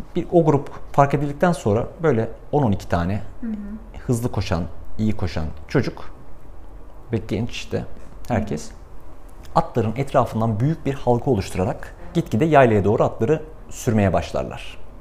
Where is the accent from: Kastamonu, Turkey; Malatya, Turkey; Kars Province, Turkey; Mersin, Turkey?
Kars Province, Turkey; benim çocukluğum Kars'ta geçti. Karslıyım